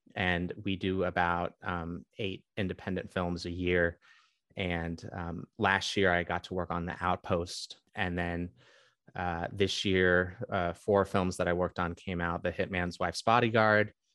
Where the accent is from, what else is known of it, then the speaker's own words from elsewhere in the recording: Bay Area, California, United States; I grew up in the Bay Area